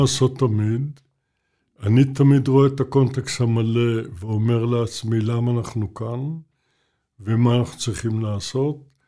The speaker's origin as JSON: {"language": "Hebrew", "town": "Jerusalem", "region": "Jerusalem District", "country": "Israel", "said": "אני ירושלמי"}